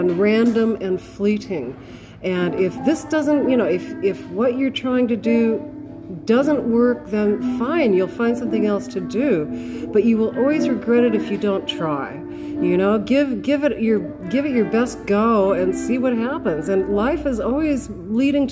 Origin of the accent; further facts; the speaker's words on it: California, United States; now in Australia; I'm from California